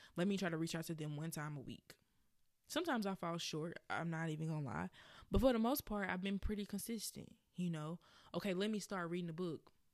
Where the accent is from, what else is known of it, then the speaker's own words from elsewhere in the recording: Birmingham, Alabama, United States; if you hear my accent come out, it is because I am from Birmingham, Alabama.